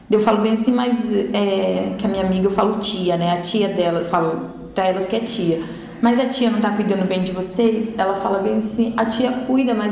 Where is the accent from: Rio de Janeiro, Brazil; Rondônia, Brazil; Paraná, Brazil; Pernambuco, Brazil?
Paraná, Brazil; Cascavel; Cascavel, Paraná.